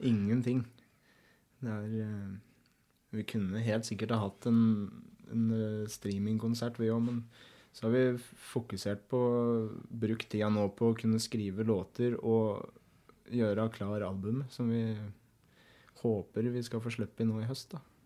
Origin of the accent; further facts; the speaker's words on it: Eina, Innlandet, Norway; jeg vokste jo opp på